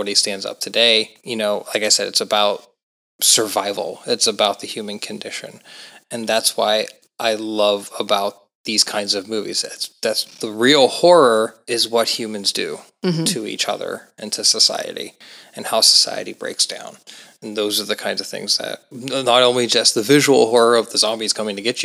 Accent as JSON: {"language": "English", "town": "Monroeville", "region": "Pennsylvania", "country": "United States", "tie": "born or raised there", "said": "I grew up in Monroeville, Pennsylvania"}